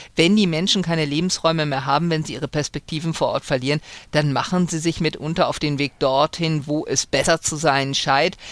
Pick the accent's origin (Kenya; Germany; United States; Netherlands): Germany; ich komme aus Deutschland